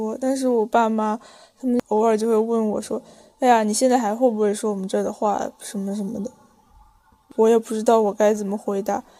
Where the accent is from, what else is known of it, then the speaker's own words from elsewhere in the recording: Jiangsu, China; 对了，像我们江苏这边的方言